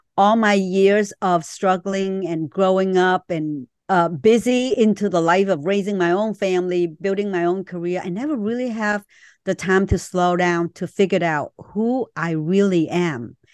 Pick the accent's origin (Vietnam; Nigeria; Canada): Vietnam; moved away; I was born in Vietnam